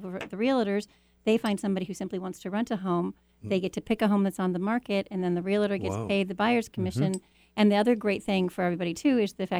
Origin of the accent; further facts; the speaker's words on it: Iowa, United States; moved away; I grew up in Iowa